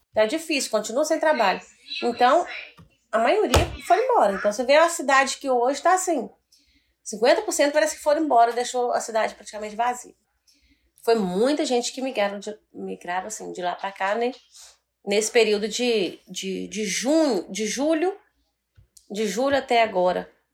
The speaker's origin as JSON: {"language": "Portuguese", "region": "Minas Gerais", "country": "Brazil", "moved": "as an adult", "lives_now": "Peabody, United States", "said": "Tenho 10 meses. Eu sou de Minas."}